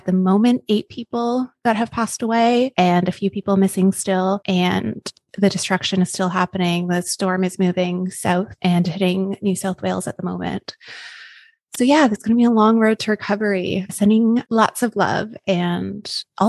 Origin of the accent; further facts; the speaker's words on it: Canada; now in Queensland, Australia; being Canadian